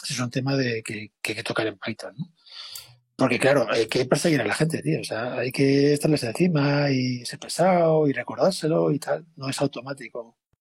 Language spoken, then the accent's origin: Spanish; Spain; siendo españoles